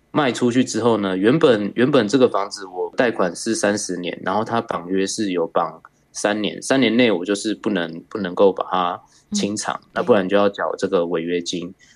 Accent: New Taipei, Taiwan; 我是来自新北市的

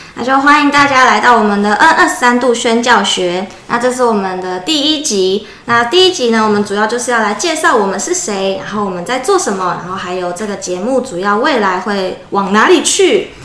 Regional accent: Changhua County, Taiwan; 我是彰化人

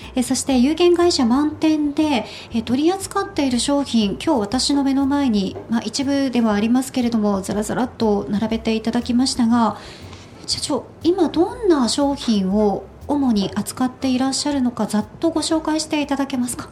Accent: Nagasaki, Japan; moved away; 私は長崎県で育ったので

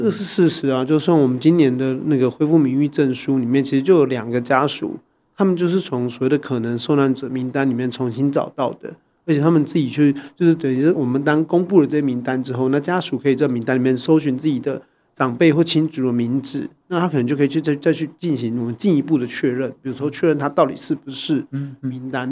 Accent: Taiwan; 作为台湾人啊，我觉得我们有个很

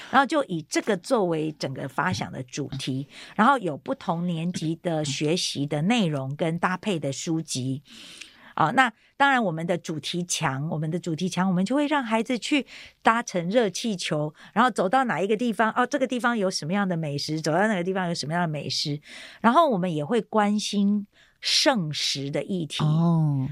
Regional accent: Taiwan; 我是单亲家庭，那我是在眷村长大的

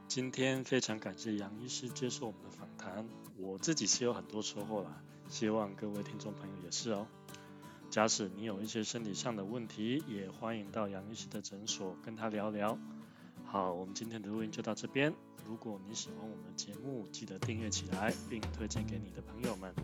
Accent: Tainan, Taiwan; now in Switzerland; 因为我是台南人 ，然后我在台南看中医，他们都是讲台语的

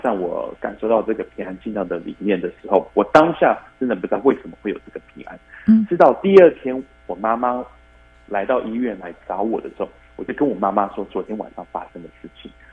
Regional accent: Taiwan; moved away; 因为我从小是在台湾出生长大，只是小时候读国际的学校，嗯，嗯。啊，在天母的一个国际的学校

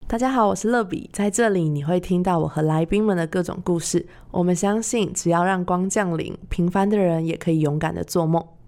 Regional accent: central Taiwan, Taiwan; moved away as an adult; also born or lived in Taipei; 因为我是中部上来读书的小孩

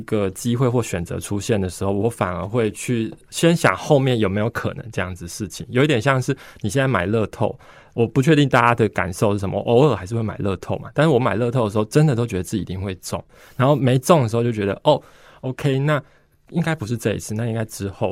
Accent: Taiwan; 身为一个嗯。台湾人

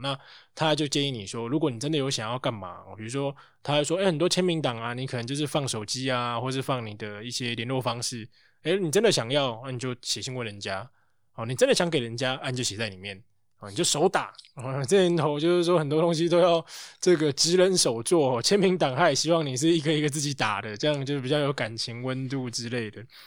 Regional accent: Taiwan; 我们台湾人多少可能取个英文名啊

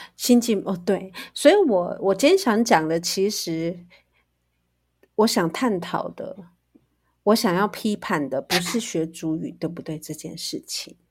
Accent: Taiwan; 我们原住民

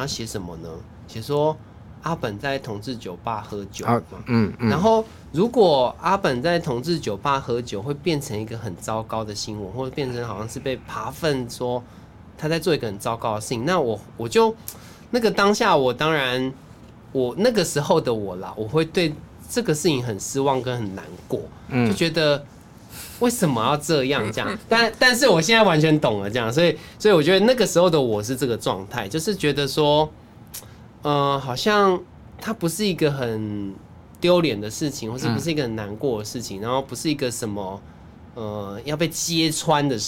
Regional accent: Taichung, Taiwan; 因为我是台中人，所以万年那我就真的不知道。

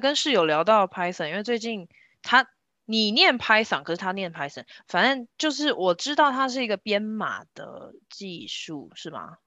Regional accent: Kaohsiung, Taiwan; 我们两个都在高雄左营长大

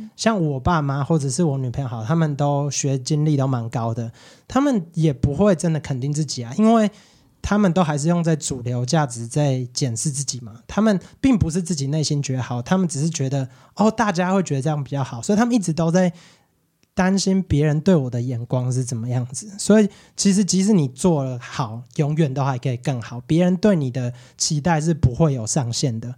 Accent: Quanren, Miaoli County, Taiwan; also born or lived in United States; 我是全长，那大小孩嘛

